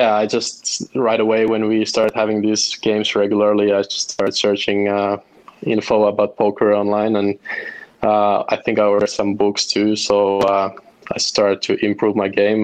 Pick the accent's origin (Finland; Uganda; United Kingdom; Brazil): Finland; Helsinki, Uusimaa; I'm from Helsinki, Finland.